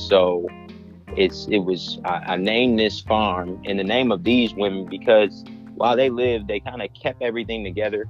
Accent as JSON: {"language": "English", "town": "Columbus", "region": "Ohio", "country": "United States", "tie": "born or raised there", "moved": "as an adult", "lives_now": "Alabama, United States", "said": "So I am originally from Columbus, Ohio, born and raised, moved down to Alabama for school"}